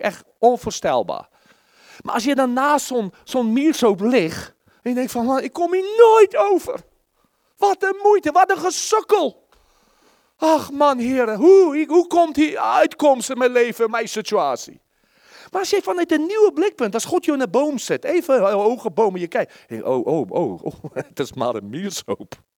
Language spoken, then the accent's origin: Dutch; South Africa; Dutch is a second language; moved away; Ik heb al een keer verteld dat ik uit Zuid-Afrika kwam.